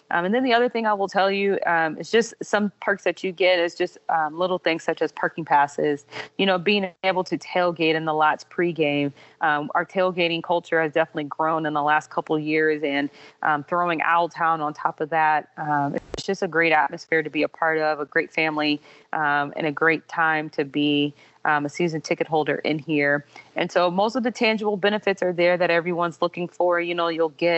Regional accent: Illinois, United States; also born or lived in Louisiana; now in Georgia, United States; I'm a Midwesterner at heart, so I'm originally from Illinois.

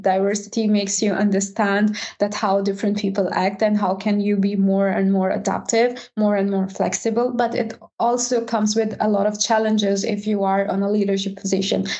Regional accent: Pakistan; now in Sweden; I am from Pakistan and now I am a tech lead at Volvo Cars

